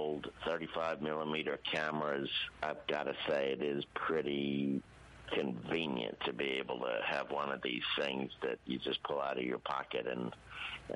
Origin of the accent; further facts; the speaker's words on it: Louisiana, United States; I grew up in the Louisiana Republican ethos of the 1970s.